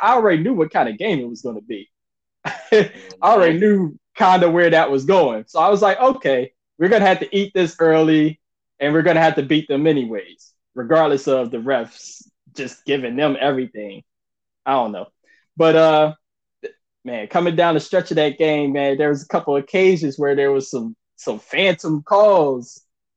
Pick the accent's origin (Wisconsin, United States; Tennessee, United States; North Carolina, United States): North Carolina, United States; I grew up in North Carolina